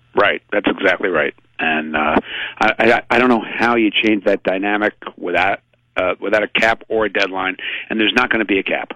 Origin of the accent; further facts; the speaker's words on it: Philadelphia, Pennsylvania, United States; moved away as an adult; also born or lived in Providence, Rhode Island; I grew up in Philadelphia reading some amazing sports writers